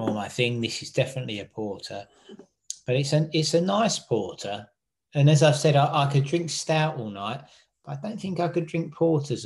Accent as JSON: {"language": "English", "region": "England", "country": "United Kingdom", "said": "as an Englishman"}